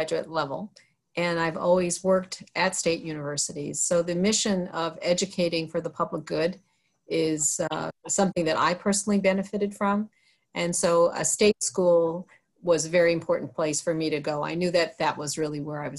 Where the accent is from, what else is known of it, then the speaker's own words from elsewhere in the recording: Long Island, New York, United States; moved away as an adult; also born or lived in rural America; now in Pennsylvania, United States; I have relatives in Pennsylvania, born in New York. And so this part of the world, rural America, even though I lived on Long Island